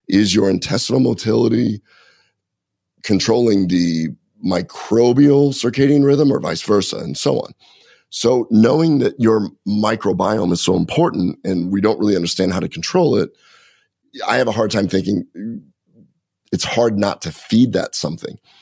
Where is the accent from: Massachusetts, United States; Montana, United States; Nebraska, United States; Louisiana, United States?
Nebraska, United States; I grew up in Nebraska.